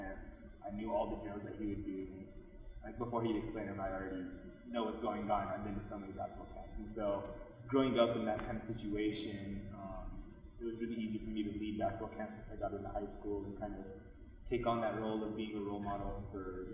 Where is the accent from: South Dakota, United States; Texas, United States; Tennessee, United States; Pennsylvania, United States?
South Dakota, United States; Pine Ridge Reservation; moved away as an adult; I'm from the Pioneer Reservation of Oglala Lakota